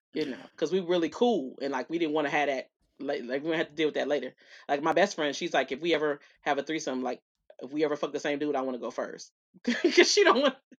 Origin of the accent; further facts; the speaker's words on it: Dallas, Texas, United States; accent: Southern; I was born here. I was born at County at Parkland